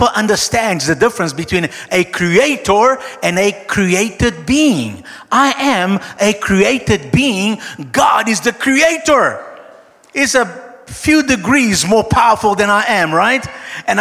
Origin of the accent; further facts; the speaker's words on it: Brazil; I'm Brazilian, okay, I'm South American, I'm Latino, I'm Latin